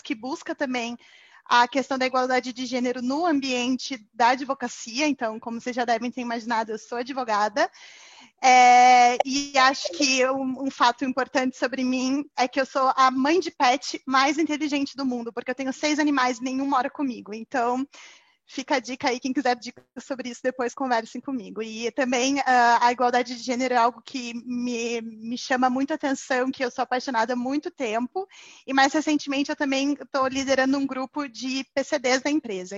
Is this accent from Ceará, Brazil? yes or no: no; Curitiba, Paraná, Brazil; moved away as an adult; now in São Paulo, Brazil; Eu sou curitibana, mas moro em São Paulo